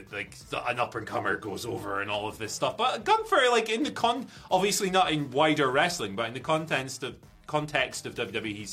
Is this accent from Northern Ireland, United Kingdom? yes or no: no; Aberdeen, Scotland, United Kingdom; I grew up on Pitodri Pies. I was a season ticket holder at Pitodri